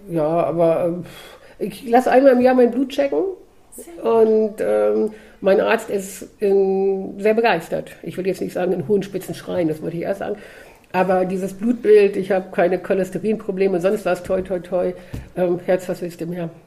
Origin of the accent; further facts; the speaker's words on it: Hildesheim, Lower Saxony, Germany; also born or lived in Kassel area; ins Tierheim in Hildesheim, wo ich herkomme